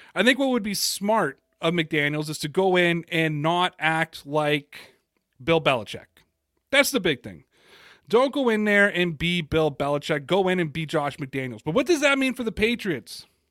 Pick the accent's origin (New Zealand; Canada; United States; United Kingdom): Canada; Toronto, Ontario; I'm from Toronto